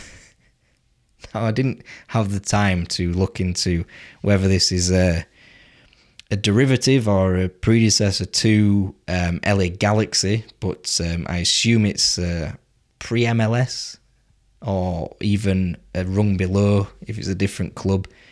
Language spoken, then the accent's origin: English; England, United Kingdom; I am English